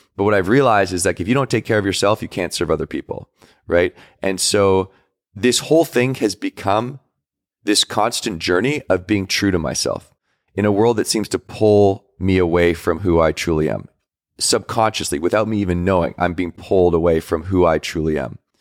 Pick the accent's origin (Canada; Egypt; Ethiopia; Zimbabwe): Canada; Victoria, British Columbia; But I grew up in Victoria, British Columbia